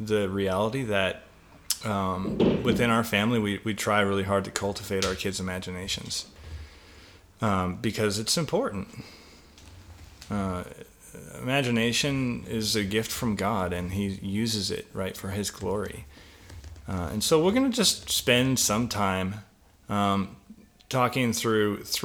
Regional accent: British Columbia, Canada; Growing up in British Columbia, I walked a lot around wooded areas

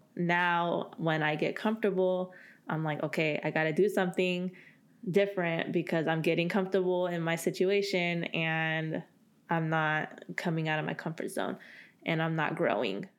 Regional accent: Central Valley, California, United States; moved away as an adult; also born or lived in Bay Area, California; I'm from the Central Valley

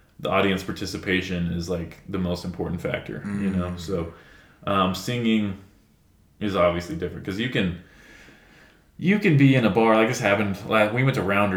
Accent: Amarillo, Texas, United States; I'm from Amarillo

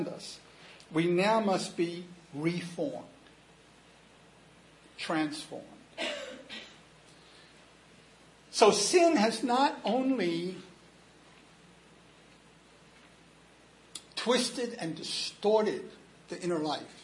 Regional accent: United States; I'm an American

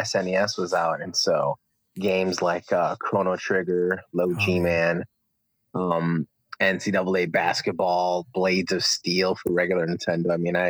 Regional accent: Bridgeport, Connecticut, United States; born there; And I was born in Connecticut.

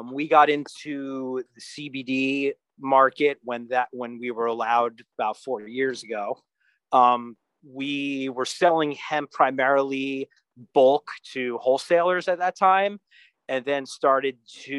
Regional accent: New York, United States; moved away; also born or lived in New Brunswick, New Jersey / California; I grew up right outside New York City

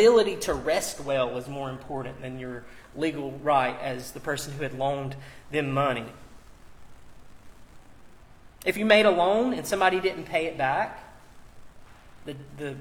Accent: United States; as an American. I've imbibed, as someone who grew up here, has lived here, all the values

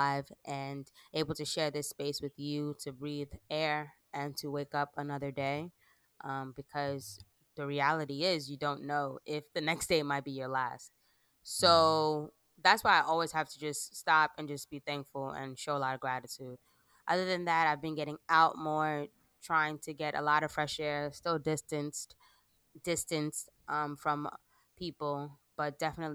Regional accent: Teaneck, New Jersey, United States; we were raised in Teaneck, where we're so diverse

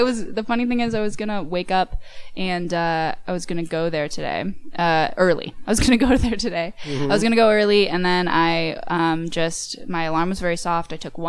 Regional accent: Mason, Michigan, United States; also born or lived in Ann Arbor, Michigan; I am from the pavements of Mason, Michigan.

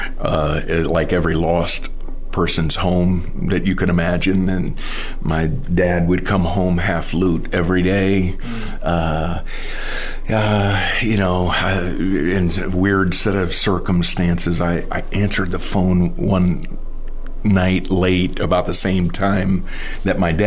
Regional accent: Miami, Florida, United States; now in Douglasville, United States; I grew up in Miami, Florida

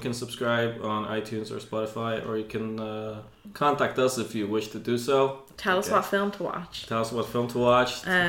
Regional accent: Poland; now in Ireland; Well, I'm not Irish. I'm Polish.

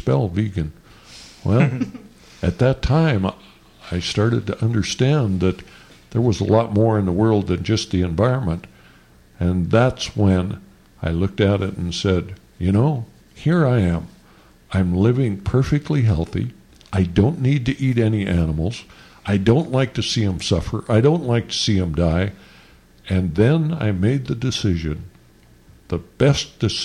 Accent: Montana, United States; I was from Montana

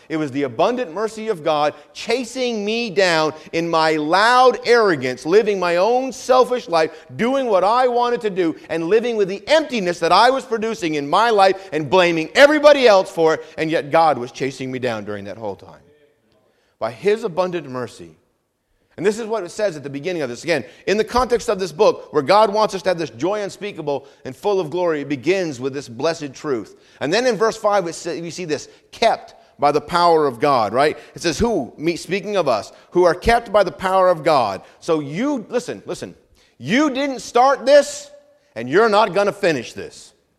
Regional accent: Vermont, United States; now in Hampton Roads, United States; Where I grew up in New England, in Vermont, we actually have four seasons

